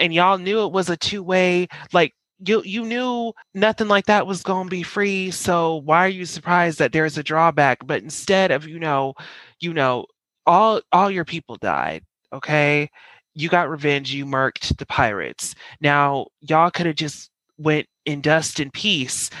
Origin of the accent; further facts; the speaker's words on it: Colorado, United States; now in New York, United States; I'm from Colorado